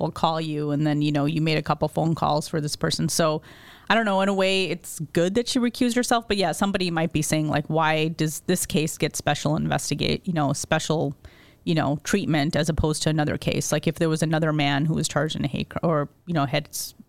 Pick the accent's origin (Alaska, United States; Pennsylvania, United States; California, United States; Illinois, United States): Illinois, United States; Lincolnwood; I grew up in Lincolnwood, which is a suburb right outside of Chicago